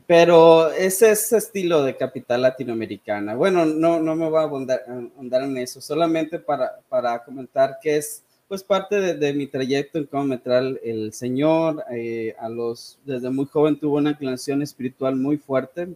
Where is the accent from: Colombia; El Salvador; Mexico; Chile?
Mexico; Sonora; also born or lived in Saltillo, Coahuila / United States / Caracas, Venezuela; soy originario de Sonora, aunque en realidad no nací aquí